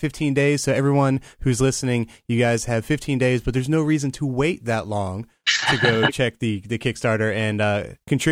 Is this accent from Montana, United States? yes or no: no; Maryland, United States; I spent most of my life in Maryland. My family is all from Massachusetts, outside of Boston.